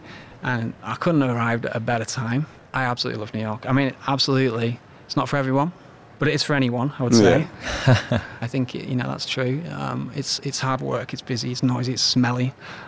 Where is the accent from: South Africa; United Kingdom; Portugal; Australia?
United Kingdom; England; let's just say England, for instance, which I love and I'm absolutely proud of being Englishman